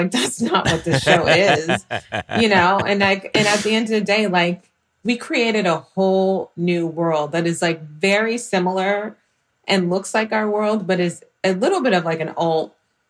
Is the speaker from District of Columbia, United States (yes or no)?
no; Houston, Texas, United States; being from Houston and just like having a real relationship, I think, with just being a black woman